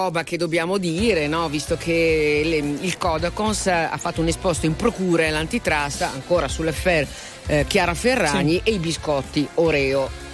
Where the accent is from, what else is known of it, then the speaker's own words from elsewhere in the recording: Milan, Lombardy, Italy; noi che siamo di Milano